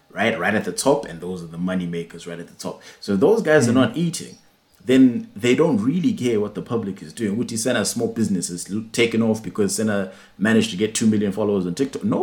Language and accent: English; Singapore; firstly, I'm Singaporean